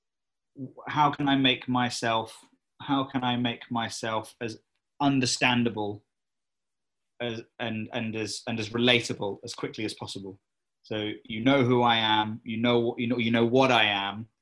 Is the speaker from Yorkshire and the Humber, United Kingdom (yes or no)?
no; Cambridge, East of England, United Kingdom; I am from Cambridge